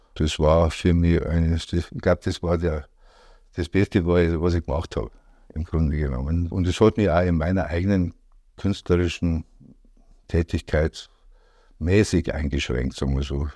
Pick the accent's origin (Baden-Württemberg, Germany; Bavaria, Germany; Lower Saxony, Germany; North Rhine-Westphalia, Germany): Bavaria, Germany; Degerndorf; also born or lived in Rosenheim / Schäftlarn; ich bin in Degerndorf aufgewachsen, also bei Bramenburg im Inntal